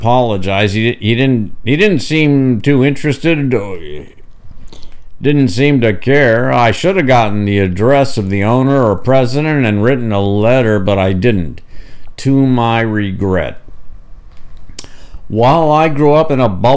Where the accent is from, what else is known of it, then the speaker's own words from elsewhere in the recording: Tulsa, Oklahoma, United States; also born or lived in East Coast; I grew up in Tulsa, Oklahoma, largely shielded from anti-Semitism